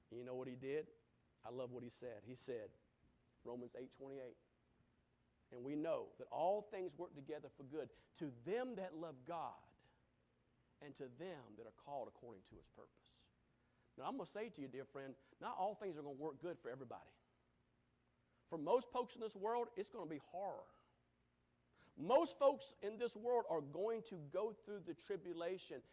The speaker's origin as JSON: {"language": "English", "country": "United States", "said": "As an American"}